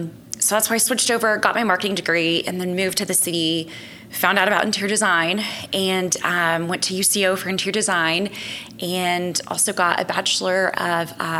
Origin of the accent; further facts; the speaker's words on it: Enid, Oklahoma, United States; also born or lived in Colorado; I was born in Colorado. Okay. And then my parents moved us to Enid for my dad to take a better job